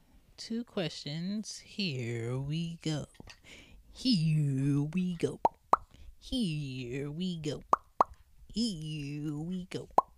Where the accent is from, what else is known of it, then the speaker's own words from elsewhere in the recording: Philadelphia, Pennsylvania, United States; Okay, so I grew up in Philly, West Philly to be exact. Cedar Ave, what it do?